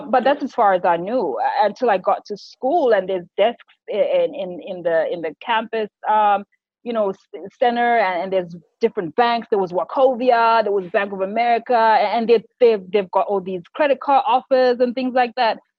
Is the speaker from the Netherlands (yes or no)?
no; Harare, Zimbabwe; moved away as an adult; also born or lived in United States / United Arab Emirates; now in Dubai, United Arab Emirates; Born and raised in Zimbabwe, so I'm a Harare girl all the way.